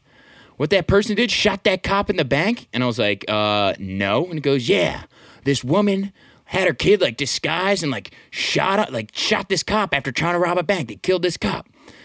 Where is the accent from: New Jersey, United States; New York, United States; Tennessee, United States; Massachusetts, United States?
New Jersey, United States; Manasquan; now in Philadelphia, United States; I grew up in Manasquan. It's like, you know, 40 minutes east of here.